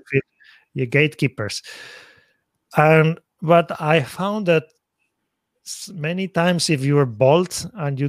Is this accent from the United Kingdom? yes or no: no; Spain; moved away as an adult; now in Tokyo, Japan; I'm originally from Spain